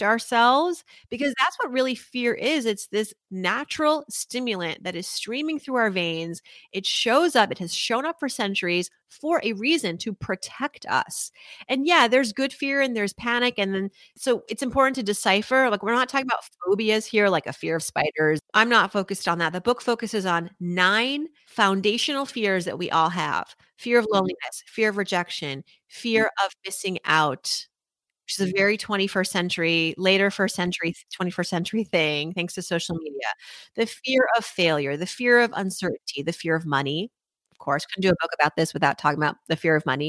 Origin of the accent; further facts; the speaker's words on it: Worcester, Massachusetts, United States; I was raised in Worcester, Massachusetts